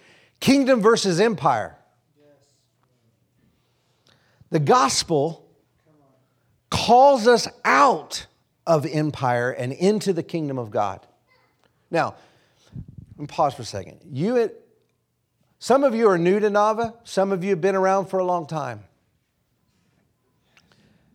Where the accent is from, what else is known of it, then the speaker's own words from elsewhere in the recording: Oklahoma, United States; moved away; also born or lived in Kansas; I was born in Kansas, but I grew up in Oklahoma